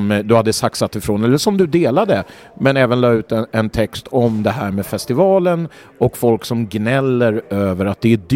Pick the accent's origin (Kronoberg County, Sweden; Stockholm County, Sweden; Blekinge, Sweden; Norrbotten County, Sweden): Kronoberg County, Sweden; Växjö; Nej, jag kommer från Växjö.